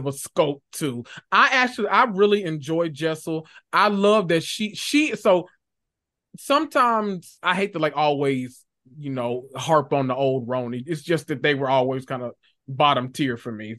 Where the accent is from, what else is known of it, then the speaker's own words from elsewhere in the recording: Memphis, Tennessee, United States; I was born and raised in North Memphis, Tennessee, that, the, the hood of all hoods